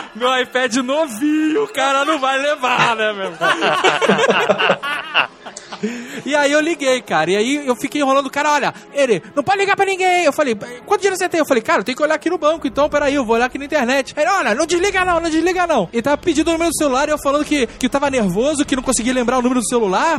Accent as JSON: {"language": "Portuguese", "region": "Rio de Janeiro", "country": "Brazil", "moved": "yes", "lives_now": "Curitiba, Brazil", "said": "eu sou carioca"}